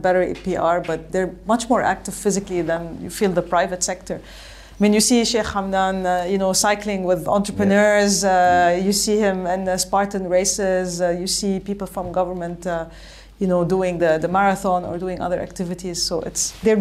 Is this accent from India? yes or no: no; Lebanon; I grew up in Lebanon